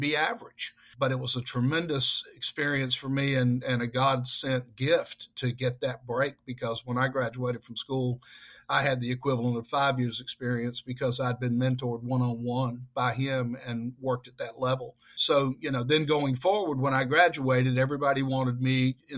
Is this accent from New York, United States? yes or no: no; Durham, North Carolina, United States; I grew up in Durham